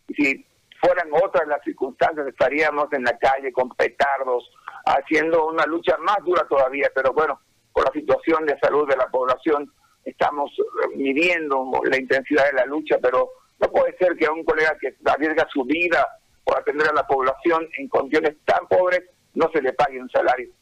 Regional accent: Bolivia; que tenemos como pueblo, como bolivianos

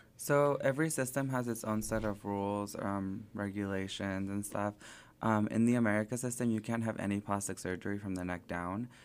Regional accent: Springdale, Arkansas, United States; also born or lived in Sylmar, California / southern California / Phoenix, Arizona; I grew up in Springdale from the third grade up to now.

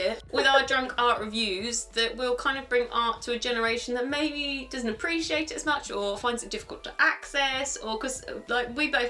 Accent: London, United Kingdom; accent: London; I always think when I get the drunker I get, the louder and more London I get.

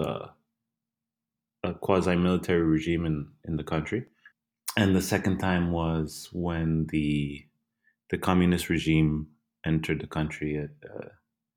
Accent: El Salvador; moved away

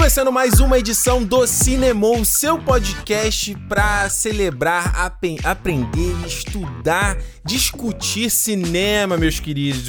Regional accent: Rio de Janeiro, Brazil; eu cresci em Rocha Miranda

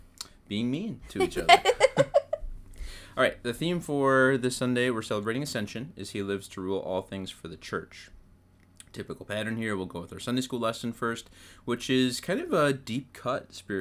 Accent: Wisconsin, United States; I'm from Wisconsin.

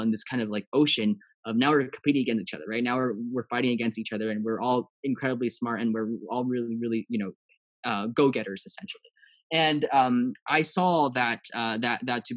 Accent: Los Angeles, California, United States; also born or lived in Taiwan; growing up in an Asian household and also in an Asian community here in Los Angeles

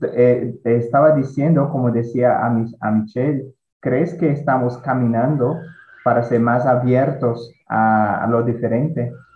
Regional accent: Ceará, Brazil; Spanish is a second language; soy nordestino, que tengo mucho orgullo de eso, ¿sí? Soy muy feliz por haber nacido acá.

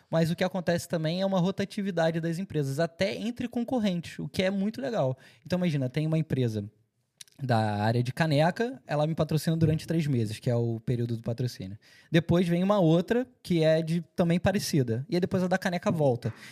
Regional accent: Cascais, Lisbon, Portugal; Logo quando eu cheguei, eu participei de, uma, de um projeto em Cascais, que eu morei minha vida inteira em Cascais.

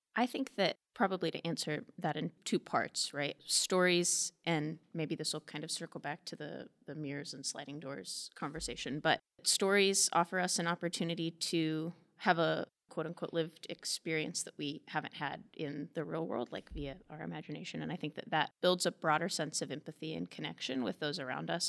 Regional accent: Manhattan, Kansas, United States; I'm from Manhattan, and so I grew up down on Leavenworth Street, so very close to the Manhattan Public Library. So I spent a great deal of my childhood here

